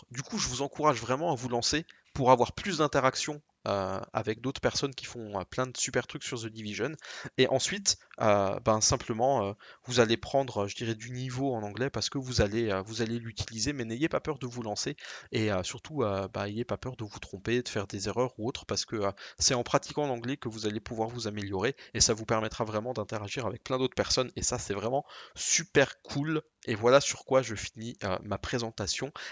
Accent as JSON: {"language": "French", "country": "France", "accent": "French", "said": "Je me suis dit finalement le plus simple, c'est de prendre toujours un gros accent français, comme ça je n'ai absolument, euh, je me sens absolument pas gêné."}